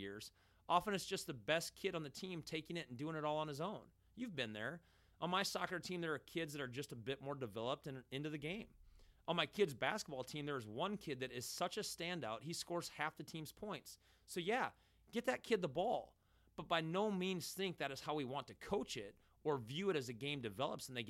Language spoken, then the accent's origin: English; United States; we as American soccer watchers